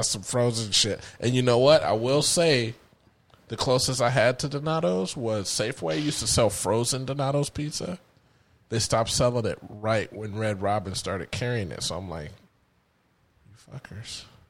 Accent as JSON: {"language": "English", "town": "Columbus", "region": "Ohio", "country": "United States", "said": "we're from Columbus, Ohio."}